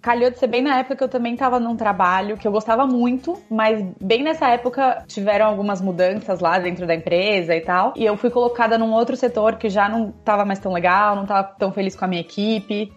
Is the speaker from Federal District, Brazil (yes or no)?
no; São Paulo, Brazil; moved away as an adult; now in Spain; Eu sou de São Paulo, de sempre, assim, cresci, nasci em São Paulo